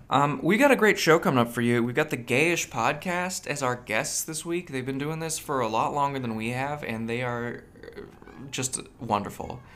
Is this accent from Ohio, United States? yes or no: no; near Monterey Bay, California, United States; now in Seattle, United States; I grew up near the Monterey Bay Aquarium